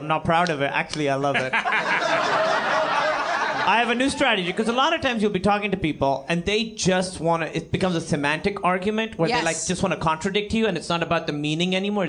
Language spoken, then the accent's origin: English; Pakistan; I'm Pakistani.